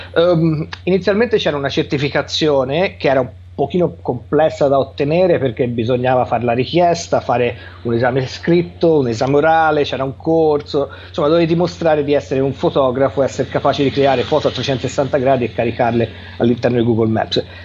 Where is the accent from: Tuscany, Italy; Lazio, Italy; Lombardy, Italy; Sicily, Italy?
Tuscany, Italy; Livorno; sono originario di Livorno